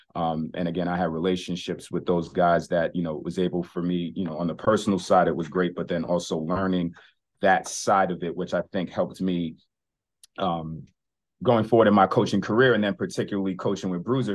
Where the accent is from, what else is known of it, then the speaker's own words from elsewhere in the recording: New York City, New York, United States; growing up in New York City